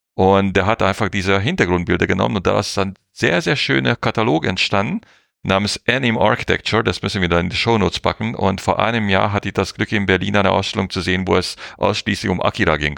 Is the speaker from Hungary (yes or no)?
yes; Hungary; Ungarn, wo ich herkomme